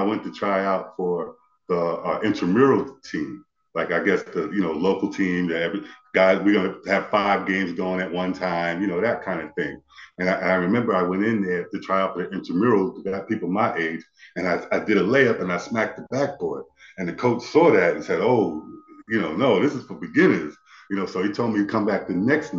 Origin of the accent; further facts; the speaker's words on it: Amityville, New York, United States; also born or lived in Copiague, New York; now in Charlotte, United States; I grew up in Amityville. I was born actually in Copeg, right next door. But I was raised in Amityville.